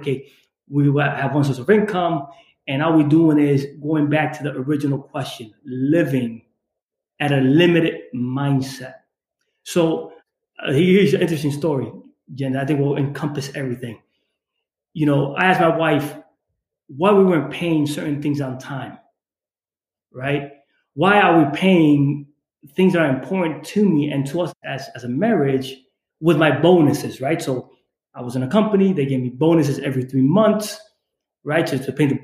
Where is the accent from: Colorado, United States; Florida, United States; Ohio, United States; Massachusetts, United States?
Massachusetts, United States; Holyoke; I grew up in Holyoke, Massachusetts, in the Springfield, Mass area